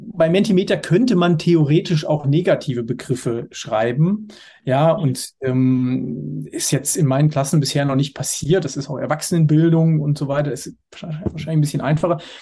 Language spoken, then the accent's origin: German; Hersfeld-Rotenburg district, Hesse, Germany; moved away as an adult; now in Dortmund, Germany; Landkreis Hersfeld-Rotenburg aus meiner Heimat